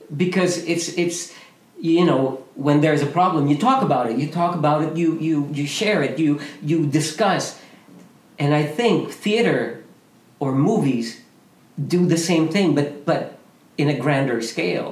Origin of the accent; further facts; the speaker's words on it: Philippines; moved away as an adult; me with other Filipino men, Junix, Robert, uh, Michael Williams, all those guys, we came from the Philippines